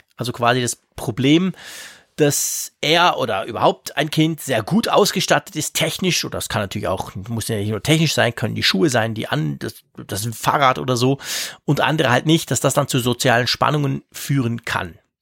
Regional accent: Switzerland; bei uns in der Schweiz

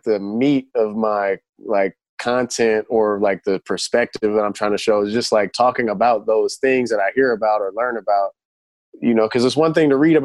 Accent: Oakland, California, United States; I'm from Oakland, California, born and raised

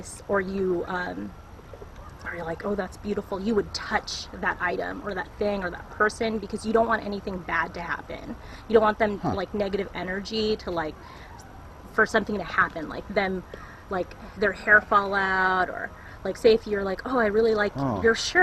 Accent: Washington, United States; moved away as an adult; now in San Antonio, United States; I grew up in Washington State

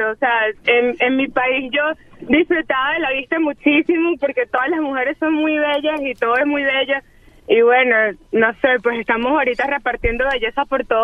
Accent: Venezuela; Soy una venezolana

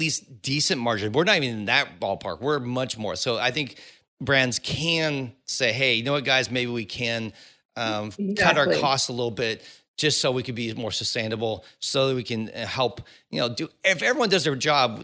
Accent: Bay Area, California, United States; now in Los Angeles, United States; I grew up Bay Area, now I live

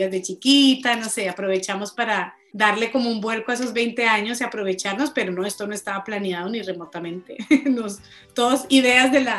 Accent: Colombia; yo me siento como más argentina, como más del sur, y yo decía, no, tengo que hacerle como un, un homenaje a mi país.

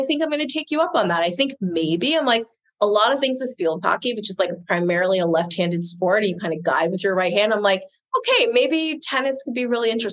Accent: Southern New Jersey, United States; also born or lived in Maryland; Southern New Jersey

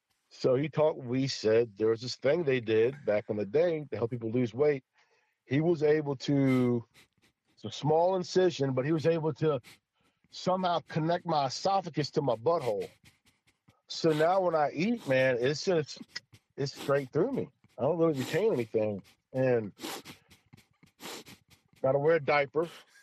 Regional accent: White Oak, Maryland, United States; I've got here in White Oak, it's a small little, like it's a commercial fisherman area where I grew up at on the Potomac River.

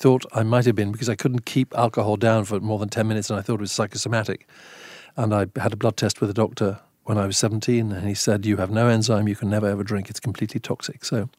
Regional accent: Eswatini; I grew up in Swaziland, which is the smallest country in the Southern Hemisphere. And it's in Southeast Africa between Mozambique and South Africa.

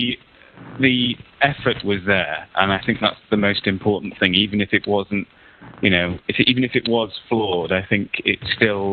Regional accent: United Kingdom; being a Brit

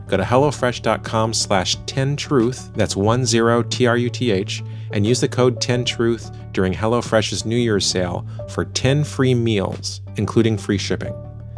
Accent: Illinois, United States; I was traveling to and from New York to my hometown in Illinois.

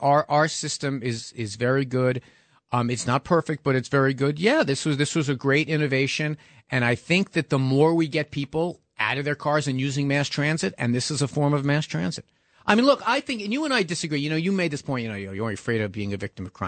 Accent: New York City, New York, United States; I grew up in New York City

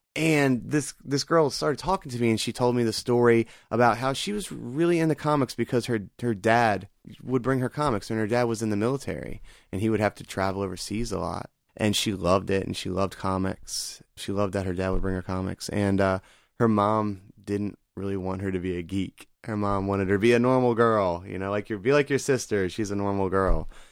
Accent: Greenville, South Carolina, United States; Greenville being my hometown

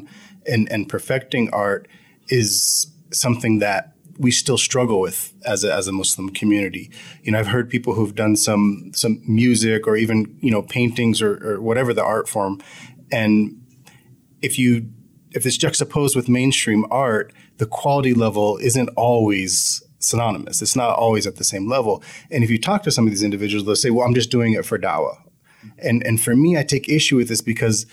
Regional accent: United States; I'm an American convert

